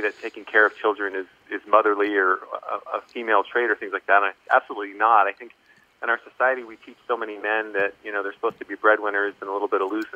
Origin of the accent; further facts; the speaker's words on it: Columbia, Maryland, United States; moved away; also born or lived in Pennsylvania / Central Virginia / Boston; grew up in Columbia, Maryland